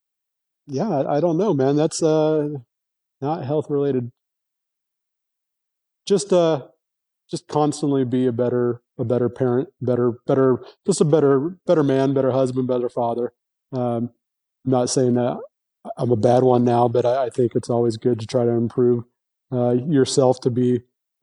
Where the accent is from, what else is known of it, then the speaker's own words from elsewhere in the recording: California, United States; moved away as an adult; now in Texas, United States; I come from California